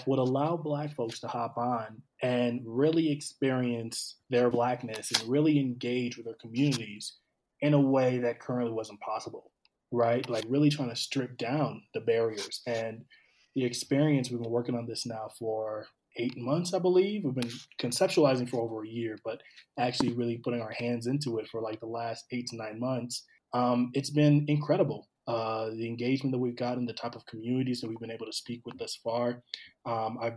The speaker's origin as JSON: {"language": "English", "town": "St. Paul", "region": "Minnesota", "country": "United States", "tie": "born or raised there", "also_born_or_lived": "Cameroon", "said": "I'm originally from Cameroon, but I grew up in the Twin Cities on the east side of St. Paul."}